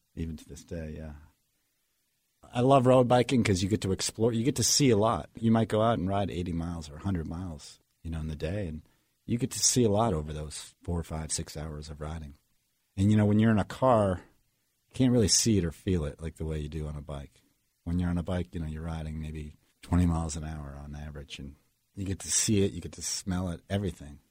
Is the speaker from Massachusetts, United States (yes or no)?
yes; Marblehead, Massachusetts, United States; I grew up in Marblehead, Massachusetts, just north of Boston, on the coast, about twenty miles north of the city.